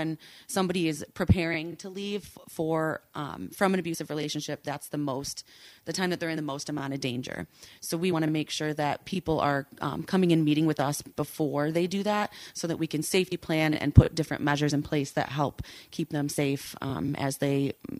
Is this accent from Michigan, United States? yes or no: yes; Holland, Michigan, United States; Well, this morning I drove here in my car. I am from Holland.